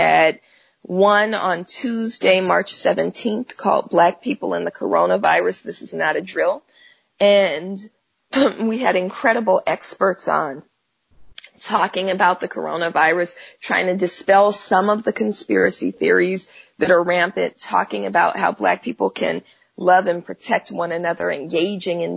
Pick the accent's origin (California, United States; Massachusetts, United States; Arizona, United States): California, United States; Oakland; I'm from Oakland, California, and I was born in the 70s, even though that still makes me 29, right? but, you know, being raised in what's, you know, most of us in Oakland call the Panther Cub generation